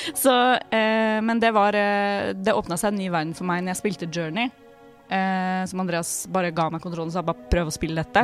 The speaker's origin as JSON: {"language": "Norwegian", "town": "Drammen", "region": "Buskerud", "country": "Norway", "tie": "born or raised there", "moved": "yes", "lives_now": "Oslo, Norway", "said": "hun er min bestevenninne fra jeg vokste opp da, i Drammen. Uh, og vi bodde sammen i Oslo Når vi flytta hit"}